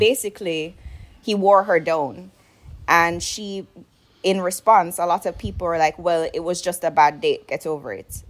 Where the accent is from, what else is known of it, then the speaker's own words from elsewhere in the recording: Jamaica; I grew up in Jamaica